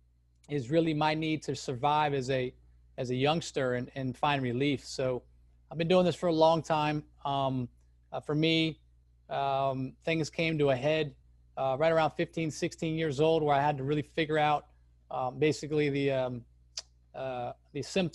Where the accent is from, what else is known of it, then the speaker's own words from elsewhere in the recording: Chapel Hill, North Carolina, United States; I grew up in Chapel Hill, North Carolina, which is a crazy hotbed for college basketball.